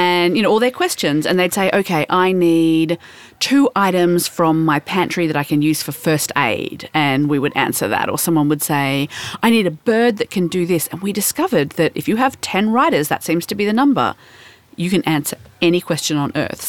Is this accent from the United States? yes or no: no; Melbourne, Victoria, Australia; I'm from Melbourne